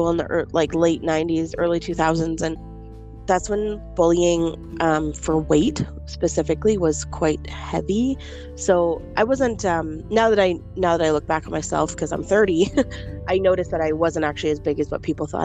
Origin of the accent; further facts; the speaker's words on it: Calgary, Alberta, Canada; also born or lived in Moncton, New Brunswick; I was born in Moncton, New Brunswick, but I was raised in Calgary, Alberta. I came here at a very small age